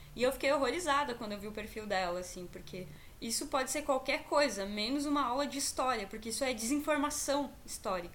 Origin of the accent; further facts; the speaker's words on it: Santa Catarina, Brazil; sou aqui de Santa Catarina